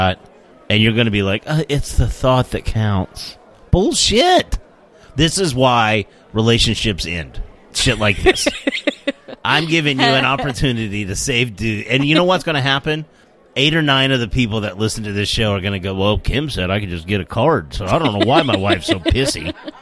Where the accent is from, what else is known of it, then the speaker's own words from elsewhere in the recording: United States; we're American